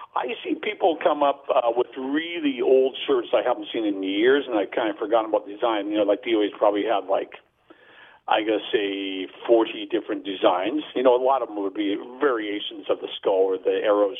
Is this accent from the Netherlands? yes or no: no; Burnaby, British Columbia, Canada; I was in my hometown of Burnaby